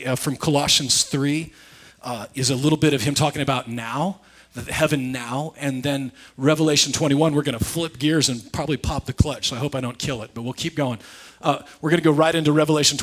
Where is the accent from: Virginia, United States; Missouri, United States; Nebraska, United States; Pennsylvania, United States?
Nebraska, United States; I grew up in Nebraska. We don't know those things. We use costume jewelry where I'm from.